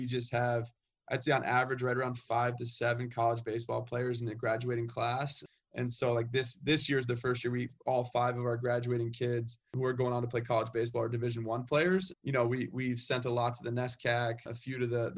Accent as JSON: {"language": "English", "town": "San Diego", "region": "California", "country": "United States", "tie": "born or raised there", "also_born_or_lived": "Middlebury, Vermont / Springfield, Massachusetts", "moved": "as an adult", "lives_now": "Windsor, Connecticut, United States", "said": "I grew up in San Diego"}